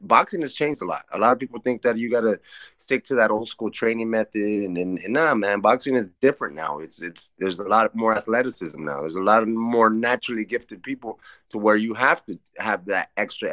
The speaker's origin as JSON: {"language": "English", "town": "Oxnard", "region": "California", "country": "United States", "tie": "born or raised there", "said": "I was born here in Oxnard, born and raised"}